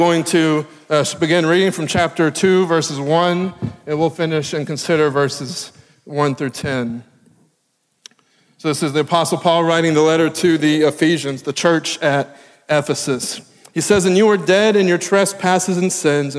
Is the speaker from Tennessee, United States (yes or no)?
yes; Tennessee, United States; moved away as an adult; also born or lived in Texas; now in Maryland, United States; I am from Tennessee